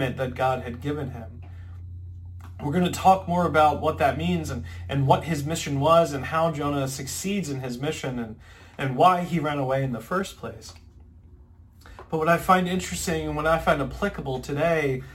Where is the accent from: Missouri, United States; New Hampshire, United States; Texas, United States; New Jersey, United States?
New Jersey, United States; Ocean City; moved away; I'm originally from Ocean City, New Jersey